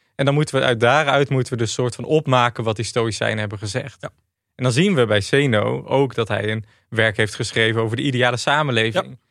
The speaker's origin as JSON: {"language": "Dutch", "area": "Achterhoek", "region": "Gelderland", "country": "Netherlands", "also_born_or_lived": "Rotterdam", "moved": "as an adult", "said": "Ik kwam uit de Achterhoek."}